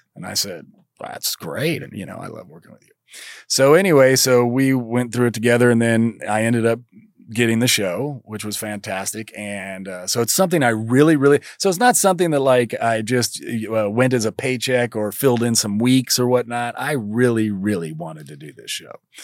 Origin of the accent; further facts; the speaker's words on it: Kentucky, United States; moved away as an adult; I'm from Kentucky